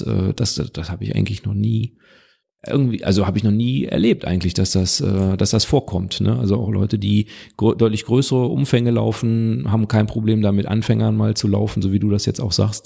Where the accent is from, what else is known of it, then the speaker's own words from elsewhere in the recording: Witten, North Rhine-Westphalia, Germany; weil ich bin ja aus dem Ruhrgebiet